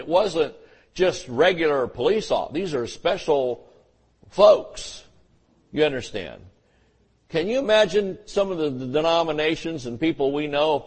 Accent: the South, United States; I grew up in the South where everybody explained things in those tones.

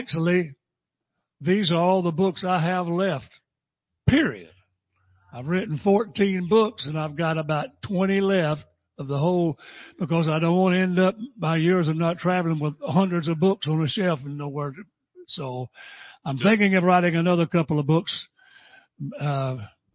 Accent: Tampa, Florida, United States; My dad pastored in Tampa, Sulphur Springs, and I went to Buffalo Avenue. And I was born on Buffalo Avenue

